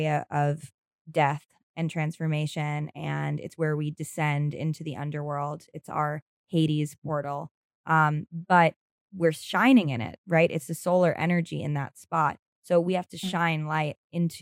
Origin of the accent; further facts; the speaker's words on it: New York, United States; I grew up in New York